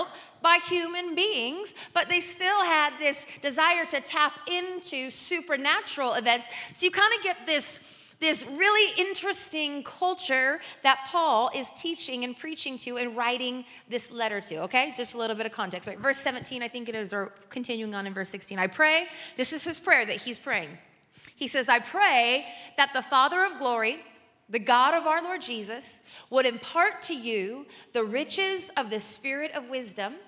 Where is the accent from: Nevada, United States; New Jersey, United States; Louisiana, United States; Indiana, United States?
Nevada, United States; Las Vegas; I'm a creative and I'm from Vegas